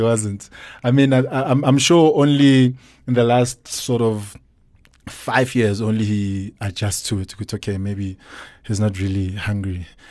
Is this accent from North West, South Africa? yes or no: no; Soweto, Gauteng, South Africa; I'm born in Soweto, Diep Kloof, grew up in Dobsonville. Uh, spent most of my life there.